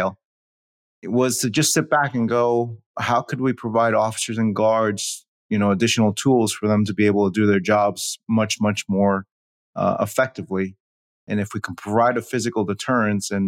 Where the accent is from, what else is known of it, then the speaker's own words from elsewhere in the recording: New York City, New York, United States; I was born in New York City